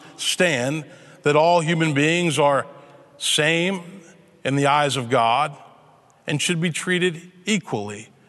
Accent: Memphis, Tennessee, United States; my hometown, Memphis, Tennessee

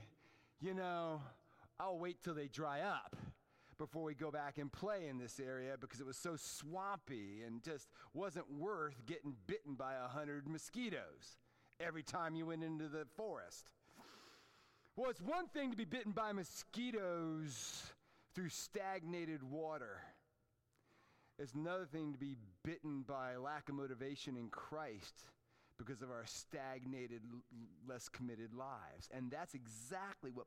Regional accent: Fairfax, Virginia, United States; the neighborhood where I grew up in Fairfax, Virginia

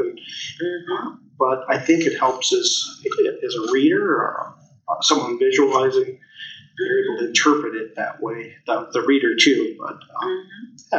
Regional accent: Winona, United States; now in Wisconsin Rapids, United States; I came from Winona, so I'm not from here

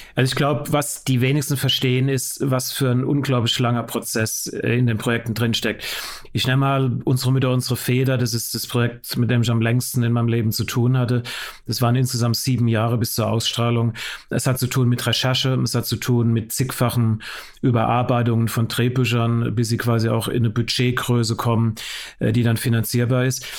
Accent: West Germany, Germany; ich bin im Westen geboren

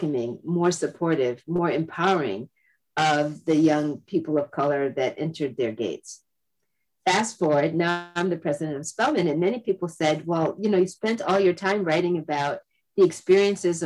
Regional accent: Massachusetts, United States; also born or lived in Florida; I myself was born in the South, but I grew up in New England. I grew up in Massachusetts

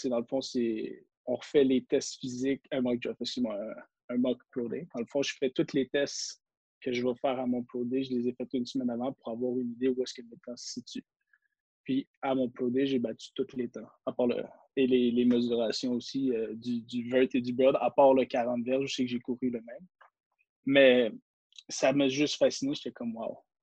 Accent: Quebec, Canada; en tant que Québécois

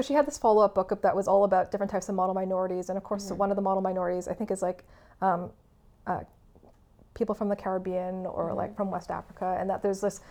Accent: Canada; first language English; I was born in Canada, and uh, English has been my primary language

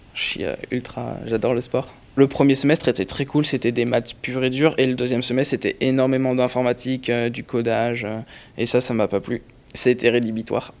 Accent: Lyon, Auvergne-Rhône-Alpes, France; moved away as an adult; now in Paris, France

